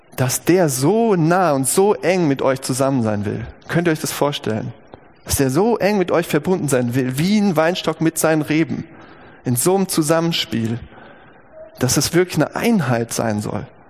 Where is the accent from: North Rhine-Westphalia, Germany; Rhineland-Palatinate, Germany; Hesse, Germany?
Hesse, Germany; Gießen; über dem Eingang der alten Chirurgie der Uniklinik Gießen, das ist mein Geburtsort